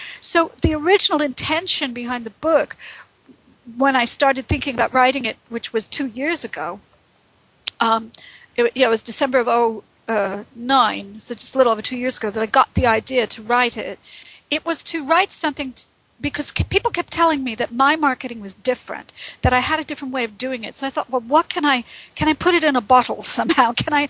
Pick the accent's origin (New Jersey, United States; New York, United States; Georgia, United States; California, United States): New York, United States; Brooklyn; also born or lived in Boston / Texas / India / Phoenix; now in United Kingdom; I've lived in Britain for the last going on 13 years. I'm originally from New York. I was born in Brooklyn. I haven't lived there since the 70s.